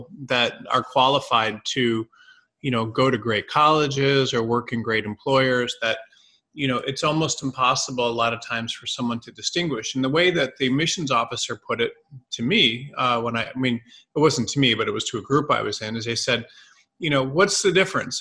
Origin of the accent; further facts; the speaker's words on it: Detroit, Michigan, United States; I grew up in Detroit and went to a private school there